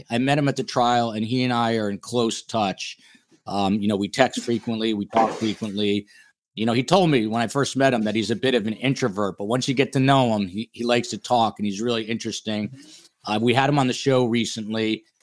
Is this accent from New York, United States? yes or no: no; New Jersey, United States; New Jersey, my home state